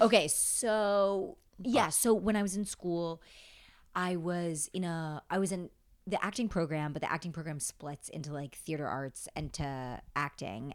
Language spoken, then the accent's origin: English; upstate New York, United States; now in New York City, United States; I grew up upstate